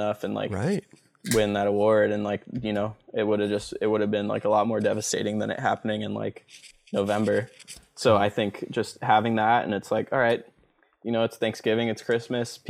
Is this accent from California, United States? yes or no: yes; Manhattan Beach, California, United States; also born or lived in Venice, Los Angeles; So I'm from South Bay. I'm from Manhattan Beach